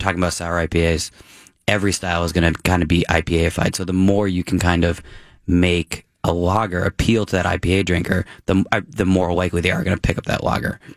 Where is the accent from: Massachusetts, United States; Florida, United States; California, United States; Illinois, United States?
Massachusetts, United States; moved away; I grew up in Massachusetts